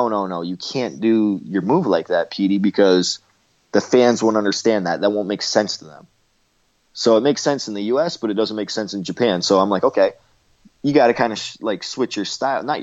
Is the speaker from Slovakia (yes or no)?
no; Canada; me being Canadian